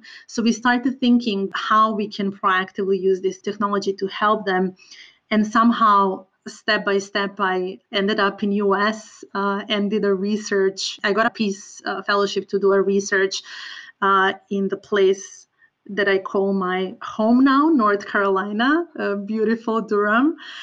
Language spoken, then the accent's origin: English; Serbia; moved away; I am originally from Balkans, from Serbia, and I truly believe that my personal background affected my choice of work a lot. I grew up in an area that was impacted by different wars and conflicts